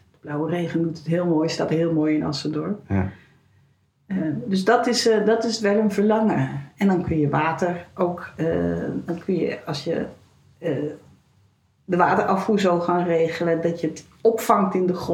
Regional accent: Rotterdam, South Holland, Netherlands; born there; also born or lived in Sliedrecht / Delft / Nijmegen / Enschede; now in Zwolle, Netherlands; Ik ben zo'n eh, hedendaagse nomade, geboren in Rotterdam.

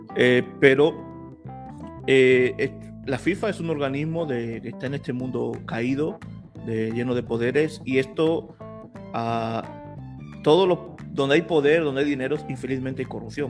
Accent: Spain; como española

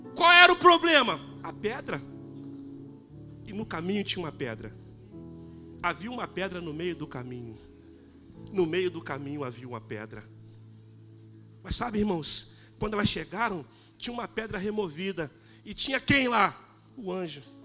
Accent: Brazil; Sou brasileiro

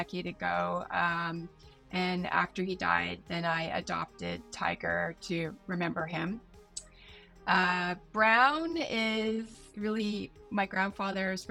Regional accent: Vancouver, British Columbia, Canada; accent: American; moved away as an adult; also born or lived in San Francisco, United States / Sunnyvale, United States / Seattle, United States / Los Angeles, United States; I'm originally from Vancouver. I'm like seventh generation Canadian.

